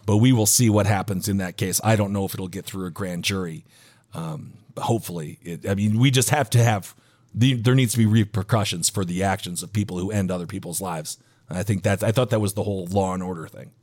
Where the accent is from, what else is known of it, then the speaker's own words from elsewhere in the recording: Fargo, North Dakota, United States; I was born in Fargo